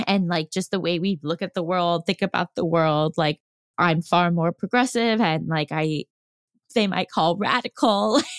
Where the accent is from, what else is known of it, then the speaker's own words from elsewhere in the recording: New York, United States; moved away as an adult; now in Los Angeles, United States; I'm a New Yorker. And it's like, yeah, but you haven't lived there since you were 18. I've spent like my entire adult life living in on the West Coast.